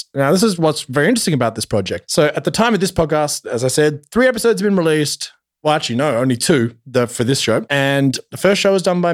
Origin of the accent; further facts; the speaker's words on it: Australia; I'm Australian